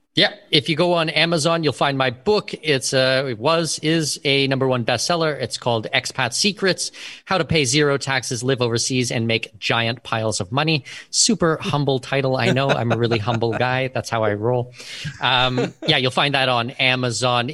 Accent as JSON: {"language": "English", "country": "Canada", "tie": "born or raised there", "also_born_or_lived": "Abu Dhabi, United Arab Emirates", "first_language": "English", "moved": "as an adult", "lives_now": "Panama", "said": "I was born and raised in Canada."}